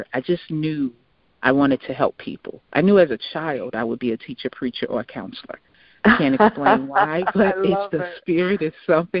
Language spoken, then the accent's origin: English; Chicago, Illinois, United States; So I'm originally from Chicago